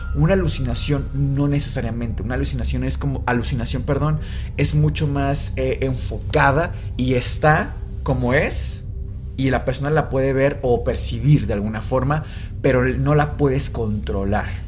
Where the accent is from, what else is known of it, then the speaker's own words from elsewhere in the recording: Mexico; somos mexicanos